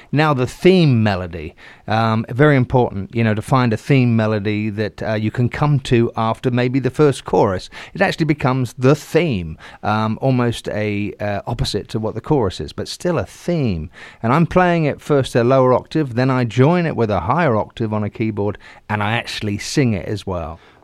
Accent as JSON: {"language": "English", "town": "Southampton", "region": "South East England", "country": "United Kingdom", "tie": "born or raised there", "said": "my hometown is Southampton"}